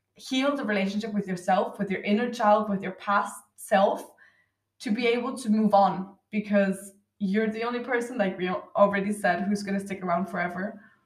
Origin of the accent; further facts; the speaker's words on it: Austria; I'm from Austria